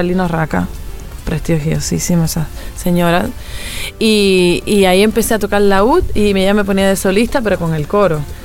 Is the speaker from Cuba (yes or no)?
yes; Bolondrón, Matanzas, Cuba; now in Paris, France; Yo nací en Matanzas